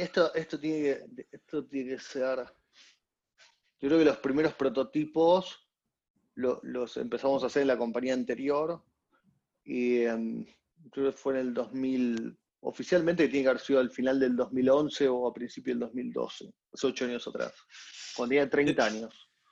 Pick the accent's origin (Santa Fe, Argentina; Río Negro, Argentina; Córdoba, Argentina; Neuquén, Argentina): Córdoba, Argentina; Soy, argentino también. Claro. soy cordobés